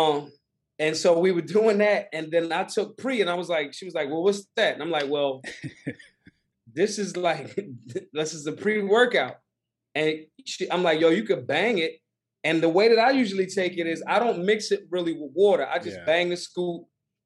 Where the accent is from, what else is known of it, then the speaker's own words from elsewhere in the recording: Philadelphia, Pennsylvania, United States; I'm from Philly.